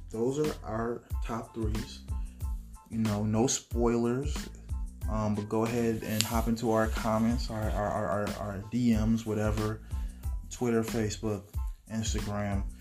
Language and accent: English; Texas, United States; I'm different. I'm from Texas.